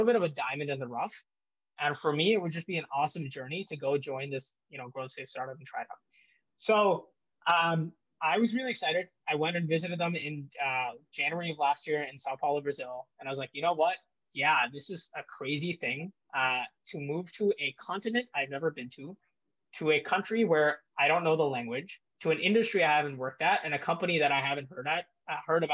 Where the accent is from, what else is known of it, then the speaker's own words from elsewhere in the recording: India; moved away; also born or lived in United States; I was born in India, spent a lot of my childhood there